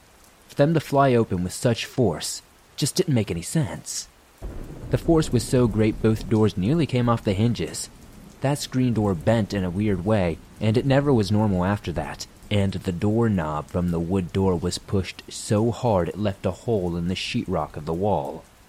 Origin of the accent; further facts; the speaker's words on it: Mississippi, United States; I'm from North Mississippi.